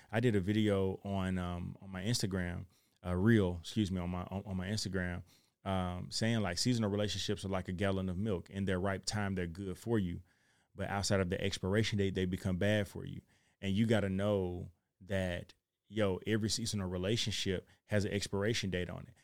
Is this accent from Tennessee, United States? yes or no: yes; Chattanooga, Tennessee, United States; I'm from Chattanooga, Tennessee.